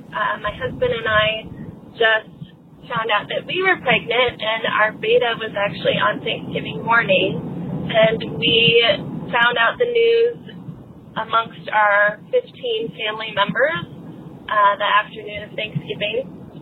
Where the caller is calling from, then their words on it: Seattle, Washington, United States; I'm calling from Seattle, Washington.